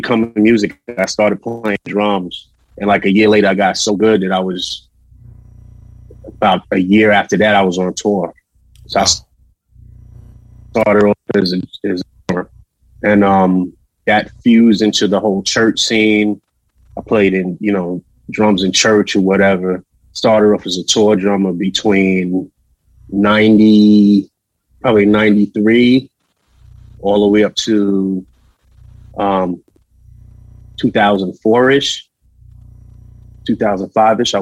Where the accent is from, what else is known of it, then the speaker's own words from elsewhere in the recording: New York City, New York, United States; we're from Queens